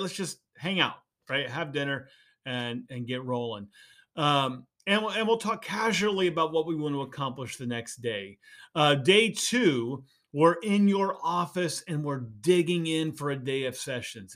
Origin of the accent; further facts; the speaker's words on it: Indiana, United States; So I grew up in Indiana